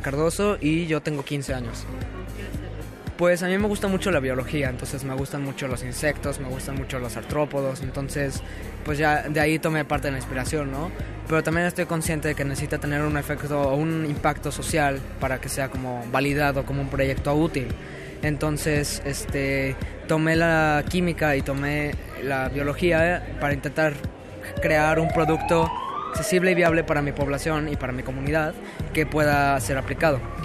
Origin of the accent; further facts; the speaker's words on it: Morelos, Mexico; vengo de Morelos